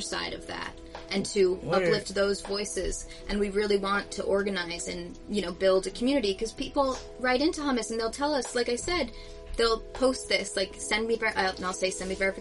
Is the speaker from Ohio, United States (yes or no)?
no; Jersey City, New Jersey, United States; I'm born and raised here